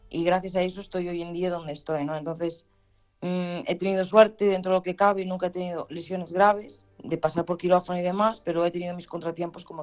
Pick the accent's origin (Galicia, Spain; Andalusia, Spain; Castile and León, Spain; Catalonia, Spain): Galicia, Spain; Ribeira; en Ribeira, en mi pueblo